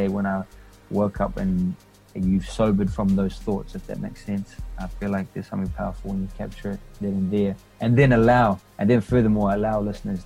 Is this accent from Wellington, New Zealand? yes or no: yes; Wellington, New Zealand; also born or lived in Papua New Guinea; now in Christchurch, New Zealand; I moved to NZ before I was 2 years old